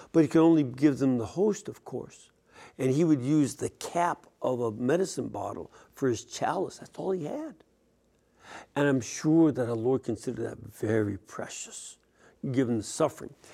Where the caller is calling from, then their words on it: Lebanon, New Jersey, United States; I'm calling uh, from Lebanon, New Jersey.